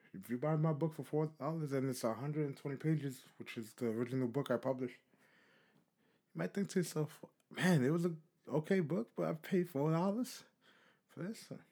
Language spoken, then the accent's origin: English; New York City, New York, United States; I'm from New York City